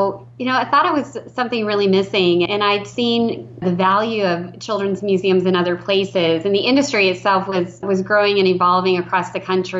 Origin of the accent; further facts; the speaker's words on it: Iowa City / Cedar Rapids region, United States; moved away as an adult; to come back to what I really consider my hometown. And we moved our family back last July